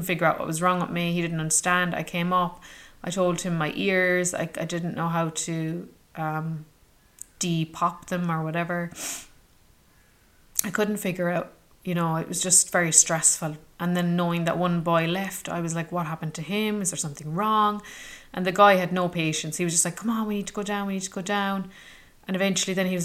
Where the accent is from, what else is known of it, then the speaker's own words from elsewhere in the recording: Ireland; where are you from? And I said, Ireland